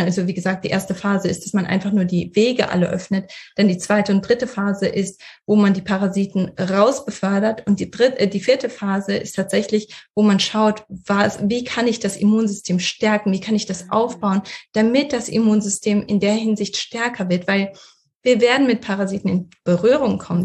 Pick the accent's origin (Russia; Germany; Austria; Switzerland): Russia; moved away; ich bin in Russland geboren